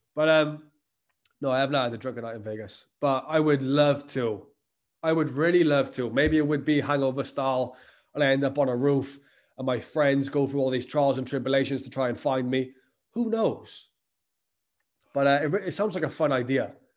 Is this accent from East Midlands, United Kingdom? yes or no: no; the Welsh valleys, Wales, United Kingdom; I live growing up in the Welsh valleys, places like that, where, like, these, like, small towns